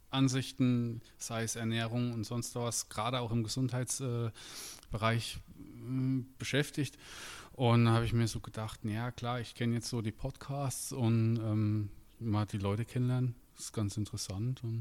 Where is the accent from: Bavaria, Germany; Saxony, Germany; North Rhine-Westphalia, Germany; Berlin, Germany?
Bavaria, Germany; Schweinfurt; ich komme aus Schweinfurt, bin äh, 34 Jahre alt